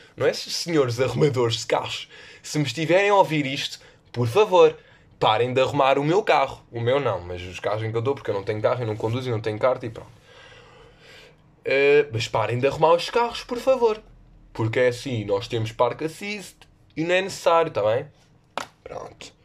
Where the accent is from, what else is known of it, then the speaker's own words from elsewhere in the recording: Lisbon, Portugal; eu sou do, de Lisboa